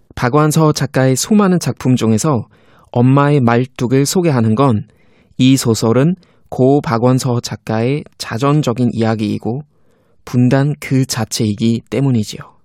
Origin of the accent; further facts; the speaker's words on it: Germany; moved away; 독일에서 온